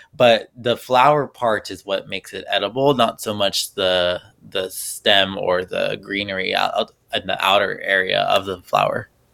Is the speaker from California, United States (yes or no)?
yes; Los Angeles, California, United States; moved away as an adult; now in New Jersey, United States; I'm originally from Los Angeles